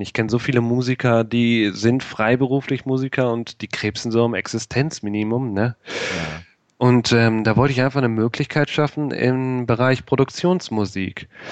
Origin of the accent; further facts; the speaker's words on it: Rheda-Wiedenbrück, North Rhine-Westphalia, Germany; Ich komme aus Reda Wienbrück. Das ist bei Bielefeld